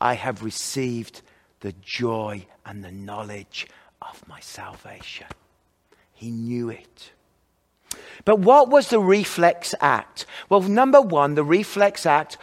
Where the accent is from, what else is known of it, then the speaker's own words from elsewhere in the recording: Kidderminster, West Midlands, United Kingdom; moved away; Richard Baxter from my hometown, Kidderminster, just 6 miles away from where I lived